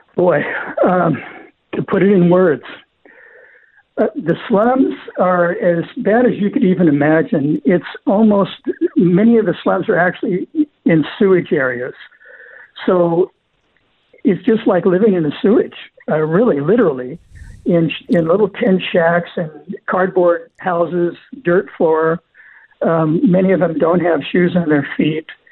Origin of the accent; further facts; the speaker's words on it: Southern California, United States; I grew up in Southern California